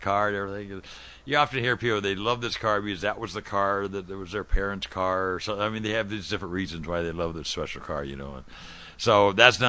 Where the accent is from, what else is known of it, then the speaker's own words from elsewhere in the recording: Southern California, United States; I grew up in Southern California